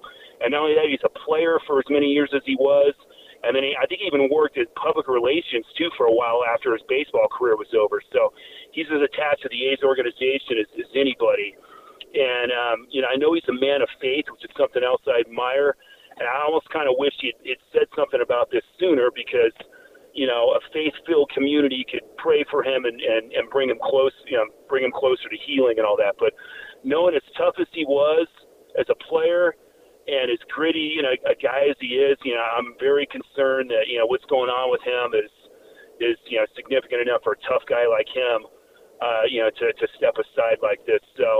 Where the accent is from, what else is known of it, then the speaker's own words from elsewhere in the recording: Fremont, California, United States; growing up in Fremont